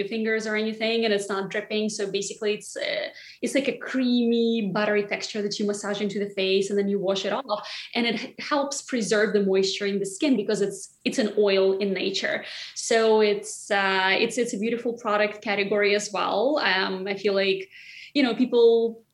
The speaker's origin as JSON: {"language": "English", "region": "Siberia", "country": "Russia", "tie": "born or raised there", "moved": "as an adult", "lives_now": "New York, United States", "said": "in my hometown, which is in Siberia, the temperatures go completely crazy"}